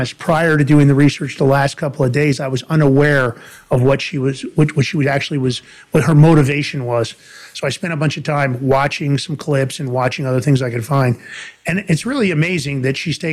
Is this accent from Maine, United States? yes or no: no; New York City, New York, United States; also born or lived in New Jersey; I'm originally from Fordham Road in the Bronx in New York